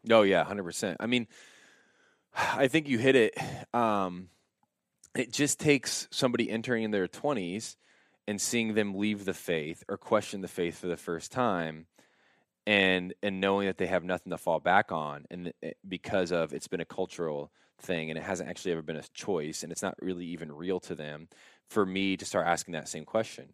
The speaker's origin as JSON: {"language": "English", "town": "Warsaw", "region": "Indiana", "country": "United States", "tie": "born or raised there", "said": "I grew up in Warsaw, Indiana"}